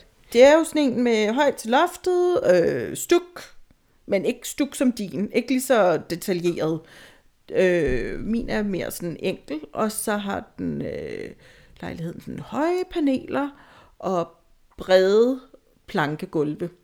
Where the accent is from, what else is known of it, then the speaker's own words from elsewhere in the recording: Tostrup, Zealand, Denmark; also born or lived in Valby; Jeg er jo fra Sjælland i hvert fald, fra Tostrup